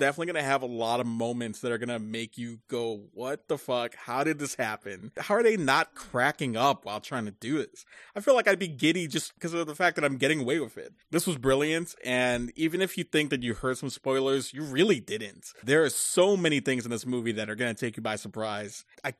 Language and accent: English; Chicago, Illinois, United States; Well, I'm from Chicago and I'm judging all three of you.